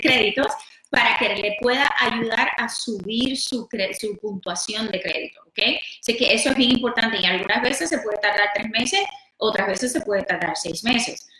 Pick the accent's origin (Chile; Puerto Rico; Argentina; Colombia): Puerto Rico; moved away; Yo soy de Puerto Rico, mi esposo es peruano.